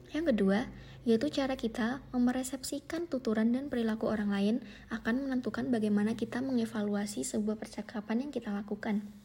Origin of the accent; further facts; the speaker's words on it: Surabaya, East Java, Indonesia; accent: Surabaya; Contohnya adalah saya sebagai orang Surabaya yang memiliki aksen atau gaya bicara yang lebih kasar, yang lebih keras dibandingkan orang Yogyakarta